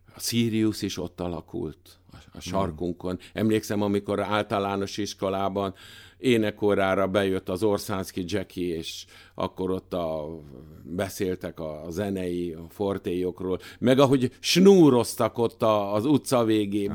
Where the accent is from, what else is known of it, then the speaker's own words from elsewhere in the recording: Budapest, Hungary; Nyolc kerben születtem